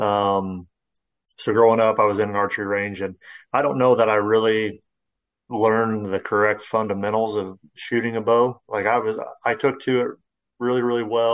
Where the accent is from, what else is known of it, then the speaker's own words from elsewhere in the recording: Central Illinois, United States; I grew up here in Central Illinois